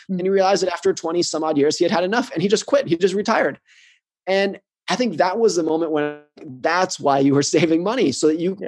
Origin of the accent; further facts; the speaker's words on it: United States; I grew up in the United States. I live in the United States.